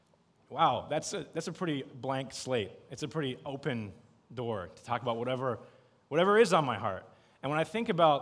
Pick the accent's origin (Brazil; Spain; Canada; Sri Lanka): Canada; moved away as an adult; now in Beijing, China; I'm from Canada